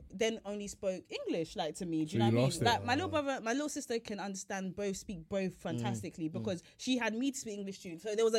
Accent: Nigeria; accent: Nigerian; I feel like I'm very Nigerian. I will say, and I've said this on another pod before. Yeah, I feel like I sound Nigerian. Like, I feel like I have it in there. Like, you can hear it.

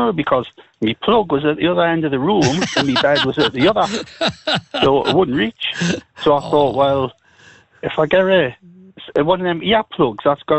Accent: Newcastle upon Tyne, North East England, United Kingdom; I was brought up in Stanton Street, you know, it goes down to Nunsmore.

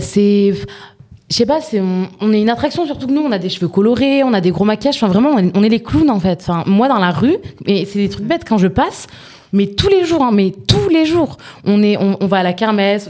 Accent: southern France, France; moved away as an adult; also born or lived in Nîmes / Montpellier; qu'on soit parti du sud

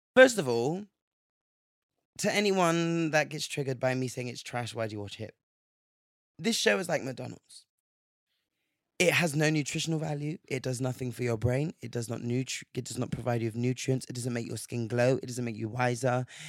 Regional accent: England, United Kingdom; growing up in England

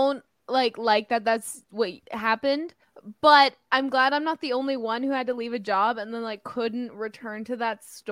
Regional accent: Belleville, Illinois, United States; that's my hometown

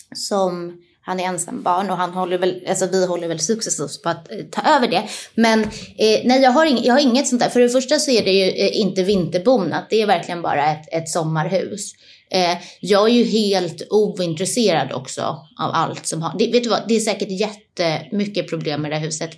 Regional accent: Stockholm, Stockholm County, Sweden; also born or lived in Nacka; jag är född och uppvuxen i Stockholm. Eh, ja. Jag är på Södermalm då för att vara exakt

